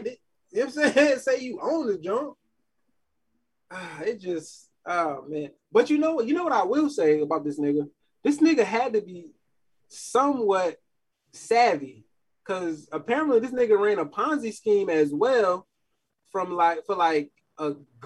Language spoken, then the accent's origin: English; New York City, New York, United States; I'm from New York, man. Queens, South Side to be exact